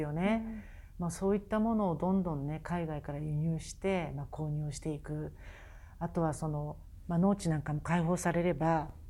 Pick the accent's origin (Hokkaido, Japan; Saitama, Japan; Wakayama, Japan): Hokkaido, Japan; 私の地元北海道で